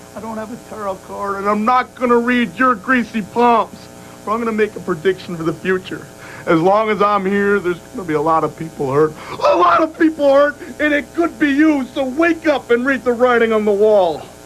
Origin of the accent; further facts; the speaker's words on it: Warner Robins, Georgia, United States; Coming from a poor black neighborhood growing up in Warner Robins, Georgia